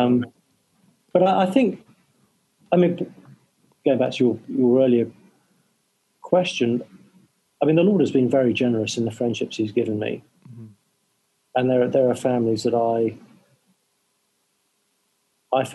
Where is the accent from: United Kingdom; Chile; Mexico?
United Kingdom; England; I'm English